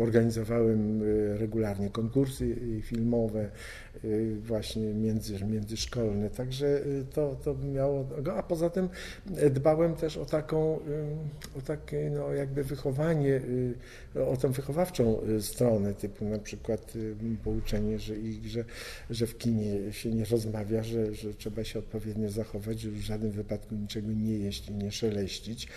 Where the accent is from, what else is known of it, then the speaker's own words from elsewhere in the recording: Poznań, Greater Poland, Poland; tam, gdzie się urodziłem, czyli w Poznaniu